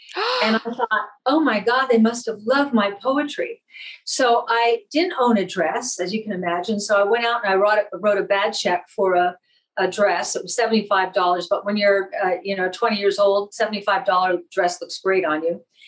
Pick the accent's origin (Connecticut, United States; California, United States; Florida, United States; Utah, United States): California, United States; San Bruno; moved away; i grew up in northern california very middle class little town called san bruno